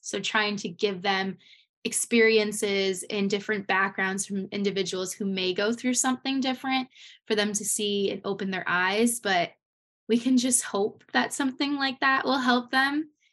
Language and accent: English; Connecticut, United States; I'm from Connecticut